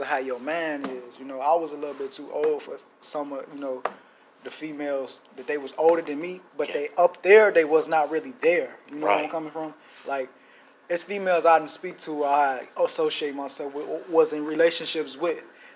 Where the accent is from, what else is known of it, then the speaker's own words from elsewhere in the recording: Chicago, Illinois, United States; I grew up in Chicago, Illinois